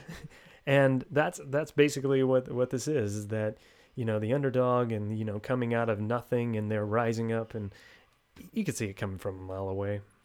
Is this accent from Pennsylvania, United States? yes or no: no; Texas, United States; Two thirds of us are from Texas, and we record from Texas